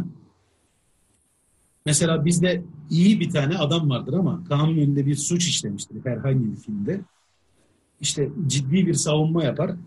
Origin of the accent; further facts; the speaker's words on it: Turkey; ben şimdi Türk'üm